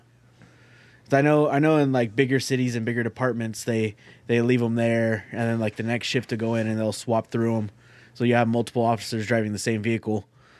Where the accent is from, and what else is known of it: Eddy County, New Mexico, United States; born or raised there